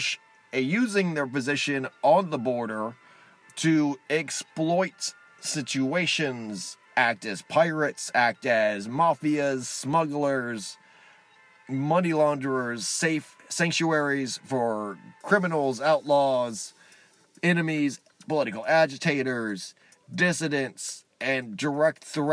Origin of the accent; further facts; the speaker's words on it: Texas, United States; I'm a Texan